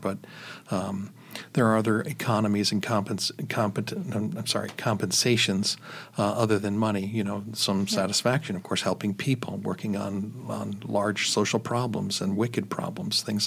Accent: Chicago, Illinois, United States; moved away; I was born and raised in Chicago

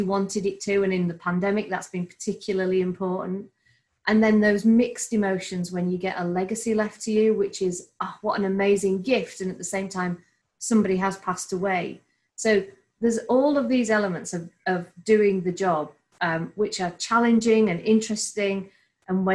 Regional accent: Bradford, Yorkshire and the Humber, United Kingdom; a true Yorkshire woman myself, born and bred in Bradford

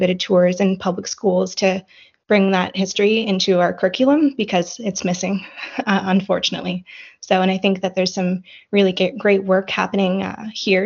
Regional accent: Halifax, Nova Scotia, Canada; moved away as an adult; now in Saint John, Canada; I grew up in North End Halifax in a historically black neighborhood

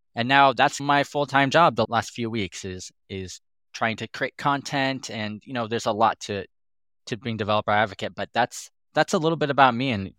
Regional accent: Reno, Nevada, United States; I grew up here in Reno, Nevada, and I've been working in tech since I graduated college.

